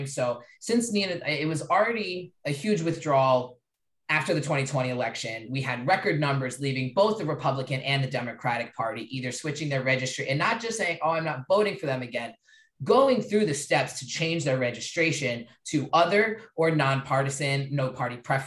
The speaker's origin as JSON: {"language": "English", "region": "Maryland", "country": "United States", "said": "I'm from Maryland"}